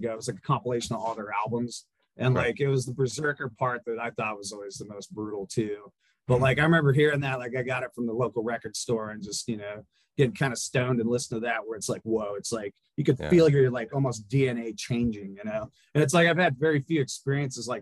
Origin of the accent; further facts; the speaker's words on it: Bend, Oregon, United States; We're from Bend.